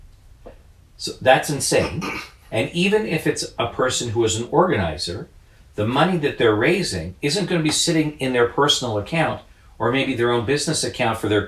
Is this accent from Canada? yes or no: yes; Canada